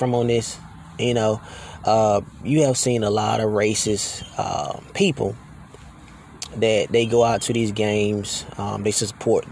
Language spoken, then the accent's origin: English; Alabama, United States; now in Texas, United States; I am from Alabama. You know, I was raised in Alabama